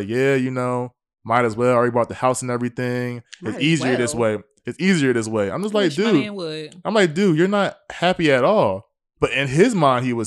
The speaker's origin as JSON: {"language": "English", "region": "the South", "country": "United States", "said": "I am from the South"}